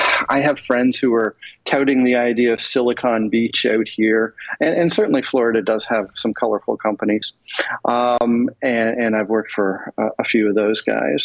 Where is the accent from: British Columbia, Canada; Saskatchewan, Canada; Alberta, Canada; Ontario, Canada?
Ontario, Canada; Toronto; also born or lived in Houston, Texas / Atlantic Canada; I was born in Houston, Texas. My father then moved back to Canada when I was an infant. So I didn't get a choice. I had to go with him. And I grew up in Toronto